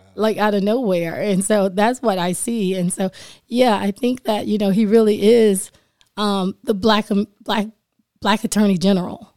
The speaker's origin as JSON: {"language": "English", "town": "Sanford", "region": "Florida", "country": "United States", "tie": "born or raised there", "also_born_or_lived": "Keflavik, Iceland", "said": "I was born and raised in Sanford, Florida."}